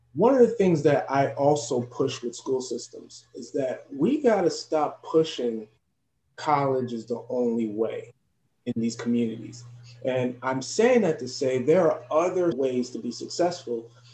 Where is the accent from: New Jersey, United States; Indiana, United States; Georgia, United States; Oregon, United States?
New Jersey, United States; Elizabeth; I'm actually born and raised in Elizabeth, New Jersey, but my parents are from Haiti